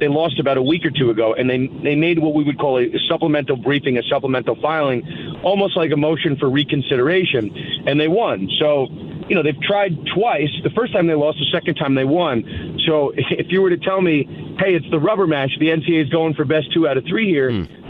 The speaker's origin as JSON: {"language": "English", "region": "New York", "country": "United States", "said": "I'm from New York"}